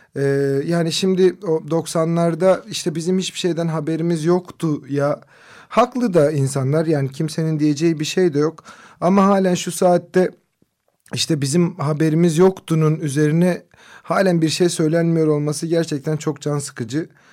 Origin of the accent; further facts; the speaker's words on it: Kızıltepe, Mardin, Turkey; Benim memleketim olan Kızıltepe'de